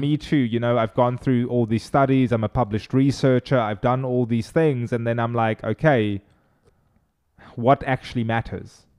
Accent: Cape Town, Western Cape, South Africa; first language Afrikaans; English is a second language; moved away as an adult; now in Charleston, United States; I'm originally from Cape Town, South Africa.

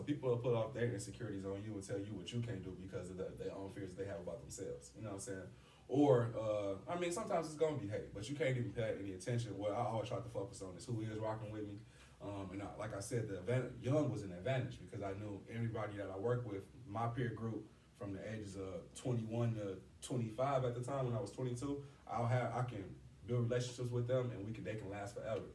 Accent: East Chicago, Indiana, United States; I'm from East Chicago

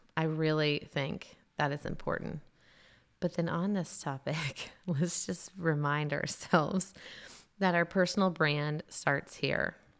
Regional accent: Tennessee, United States; moved away as an adult; also born or lived in South Carolina; I was a transplant from Tennessee

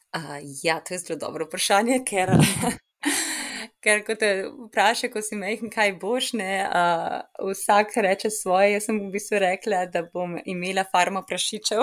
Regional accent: Ljubljana, Slovenia; moved away as an adult; now in New York, United States; kjer sem odraščala v Ljubljani

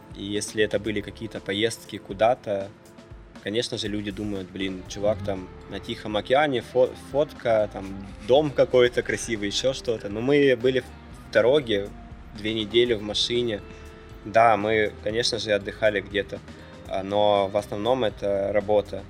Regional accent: Kharkiv, Kharkiv Oblast, Ukraine; born or raised there; moved away

